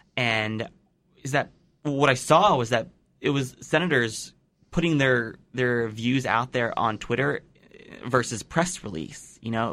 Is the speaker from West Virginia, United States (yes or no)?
no; Pennsylvania, United States; my home state of Pennsylvania